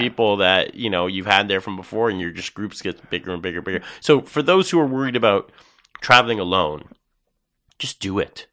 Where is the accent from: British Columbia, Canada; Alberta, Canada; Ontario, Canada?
Ontario, Canada; Toronto; I'm from Toronto